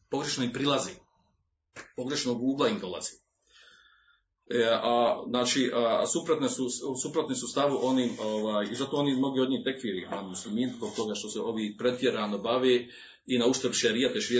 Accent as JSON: {"language": "Croatian", "country": "Bosnia & Herzegovina", "said": "kod nas u Bosni"}